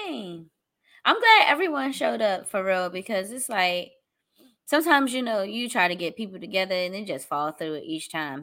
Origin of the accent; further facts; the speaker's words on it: Washington, District of Columbia, United States; here in my hometown, D C